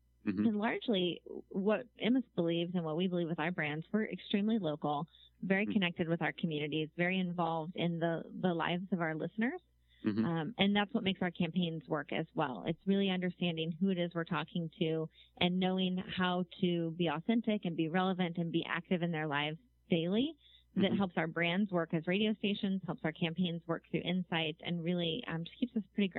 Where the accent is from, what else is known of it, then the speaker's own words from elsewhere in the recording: New York, United States; I'm learning as a New Yorker, the commute takes place with your phone a lot.